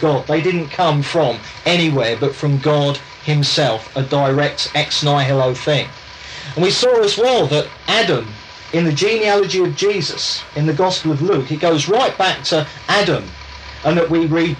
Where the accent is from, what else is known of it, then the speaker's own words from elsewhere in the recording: England, United Kingdom; I'm English, I was brought up in England.